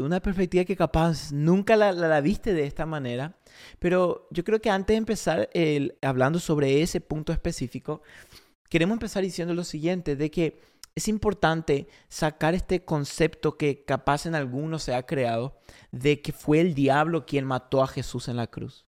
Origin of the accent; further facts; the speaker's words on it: Paraguay; moved away as an adult; also born or lived in Argentina; now in Oklahoma City, United States; yo soy argentino criado en Paraguay